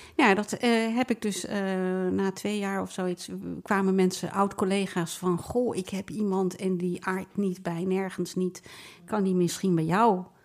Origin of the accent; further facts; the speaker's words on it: The Hague, South Holland, Netherlands; ik ben geboren en getogen in Nederland